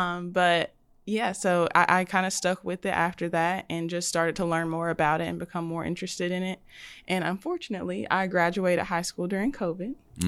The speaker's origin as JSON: {"language": "English", "town": "Birmingham", "region": "Alabama", "country": "United States", "also_born_or_lived": "Hoover, Alabama", "said": "I'm from Birmingham, Alabama."}